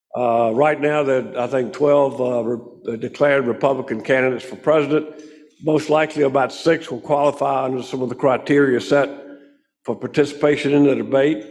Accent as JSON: {"language": "English", "town": "Greenville", "region": "South Carolina", "country": "United States", "tie": "born or raised there", "said": "Pickens is about 20 miles uh, from my hometown of Greenville."}